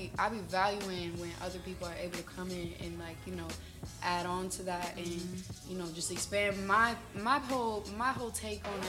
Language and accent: English; Fond du Lac, Wisconsin, United States; moved away as an adult; also born or lived in Green Bay, Wisconsin; now in Atlanta, United States; I'm originally from Fond du Lac, Wisconsin. It's a small ass little city out there up north. It's really not too much going on up there, but you know, I lived there my whole life